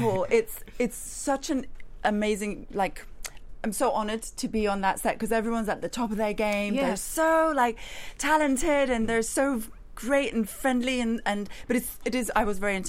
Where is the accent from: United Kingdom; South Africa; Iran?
Iran; Especially given that I'm from Iran, and usually people from my background tend to be given specific roles.